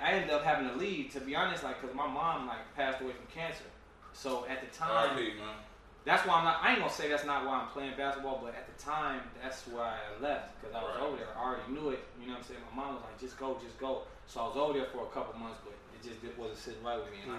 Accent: Minneapolis, Minnesota, United States; I'm from Minneapolis

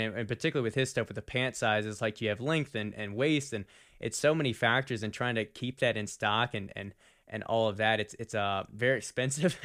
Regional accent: Virginia, United States; we've been born and raised in Virginia, lived here my whole life.

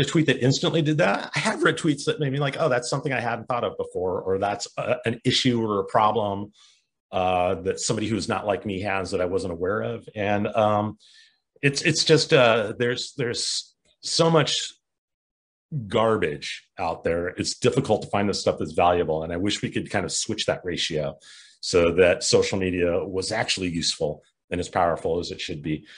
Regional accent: Culver City, California, United States; Culver City, California, which is a suburb outside Los Angeles. Uh, my hometown, it's where I grew up.

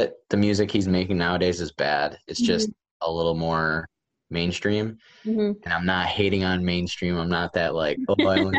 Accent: Syracuse, New York, United States; I'm from Syracuse, New York, upstate, like the snowiest city in the United States, if I'm not mistaken.

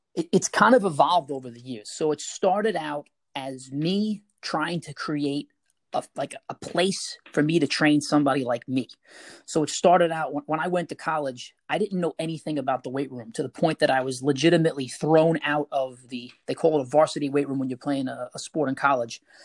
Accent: New York City, New York, United States; I'm from Staten Island

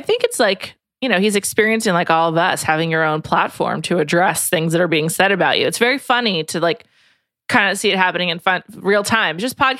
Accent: New York City, New York, United States; Yeah, New York City.

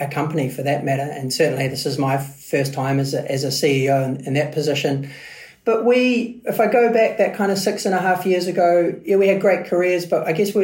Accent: New Zealand; also born or lived in United Kingdom; I am proud Kiwi

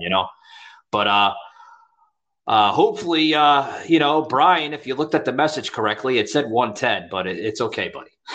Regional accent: New York City, New York, United States; now in Florida, United States; I was born and raised in Queens, New York

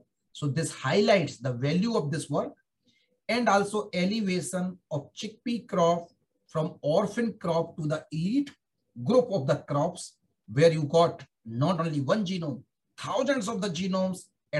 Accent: Germany; And when I joined DecreeSat way back in 2005, and as I told you earlier, I came from Germany.

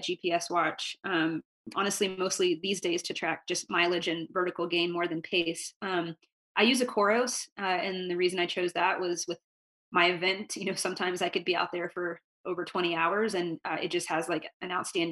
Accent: North Carolina, United States; I grew up in North Carolina

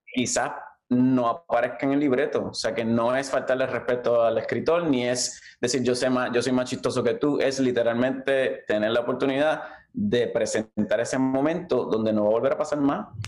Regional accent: Levittown, Toa Baja, Puerto Rico; moved away; also born or lived in Valparaíso, Toa Baja; yo me crié en Levittown, al lado de la pista.

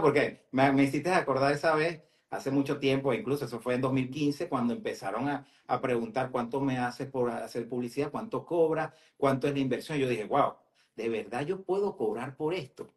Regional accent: Venezuela; now in Metro Atlanta, United States; soy venezolano

